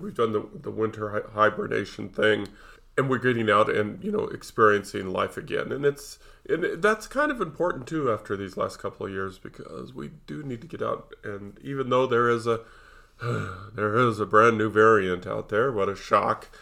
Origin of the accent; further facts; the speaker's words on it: Nevada, United States; I was raised in Nevada